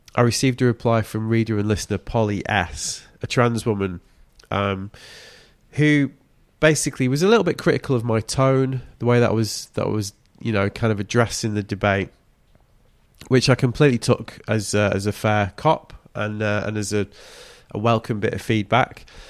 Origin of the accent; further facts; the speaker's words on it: United Kingdom; As a Brit coming over from a British winter